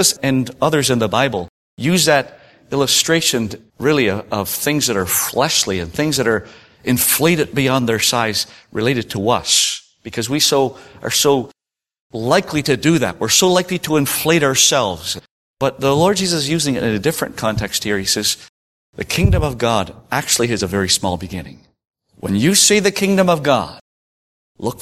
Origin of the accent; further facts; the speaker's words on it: Prince Edward Island, Canada; I come from Prince Edward Island, and, you know, we're a bit laid back, we're old-fashioned